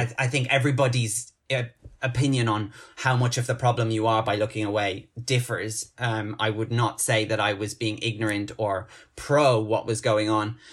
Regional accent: Dublin, Ireland; moved away as an adult; now in London, United Kingdom; I've resided back in my, my hometown, my, my mother planet of Ireland

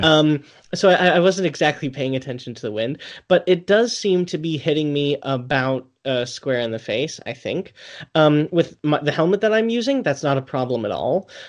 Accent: United States; I'm American

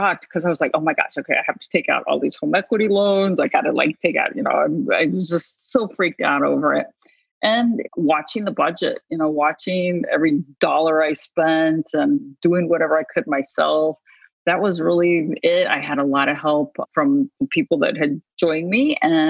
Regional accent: New Mexico, United States; also born or lived in Chicago / Oklahoma; I'm from New Mexico originally. And my mother moved to Oklahoma.

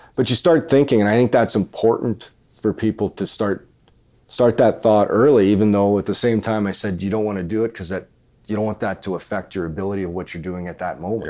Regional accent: about an hour from Dauphin, Manitoba, Canada; Dauphin, Manitoba, which is about an hour away from my hometown.

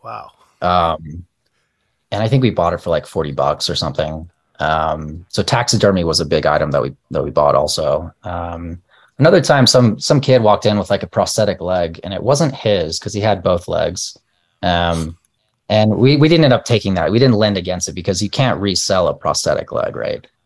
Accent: El Paso, Texas, United States; moved away as an adult; also born or lived in Palo Alto / New York / Bay Area; I was born and raised in El Paso, and I've been here um, I lived here until I was 26, and then I moved to Palo Alto

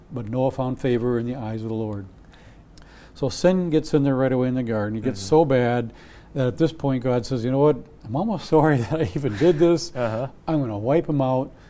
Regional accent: Wisconsin, United States; I'm from Wisconsin.

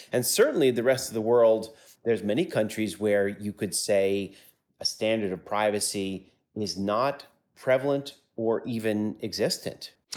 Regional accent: United States; I grew up in the States, in the United States

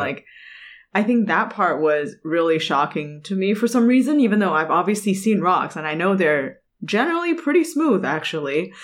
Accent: Canada; moved away; I grew up in Canada

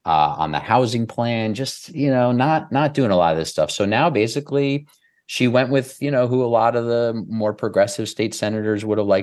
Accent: Queens, New York, United States; That's really the only team I really rooted for growing up in Queens.

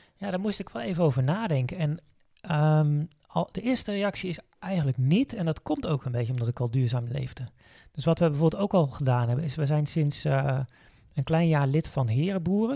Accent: Zeeland, Netherlands; now in Veluwe, Netherlands; als kind ben ik, eh, opgegroeid in Zeeland

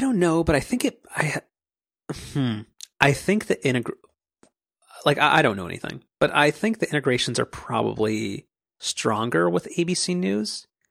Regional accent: Orange County, California, United States; I'm from Orange County

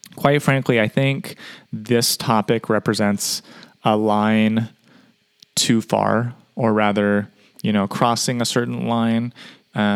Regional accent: United States; as an American

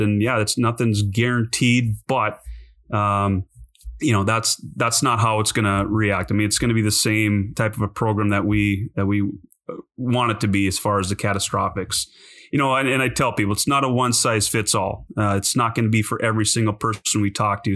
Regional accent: North Dakota, United States; moved away as an adult; also born or lived in Montana; I grew up in North Dakota

